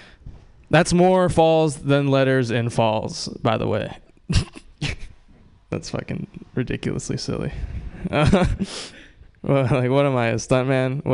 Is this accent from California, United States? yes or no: no; Oahu, Hawaii, United States; now in Bay Area, United States; I grew up on Oahu, one of the smaller islands.